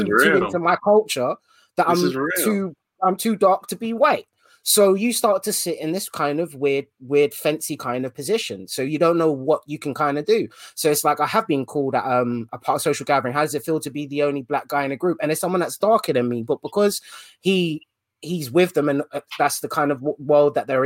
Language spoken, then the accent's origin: English; London, United Kingdom; my experience of growing up in London has been, especially in the part of London where I've grown up in, which was Ealing